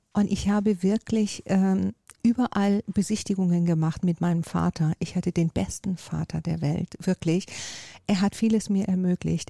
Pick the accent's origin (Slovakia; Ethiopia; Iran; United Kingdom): Iran; also born or lived in Miami, United States / Lago Maggiore, Italy; now in Hamburg, Germany; Ich komme ja aus Persien